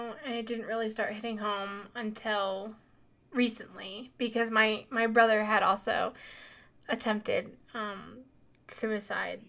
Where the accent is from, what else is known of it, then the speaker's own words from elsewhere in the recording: Colorado, United States; I'm from Colorado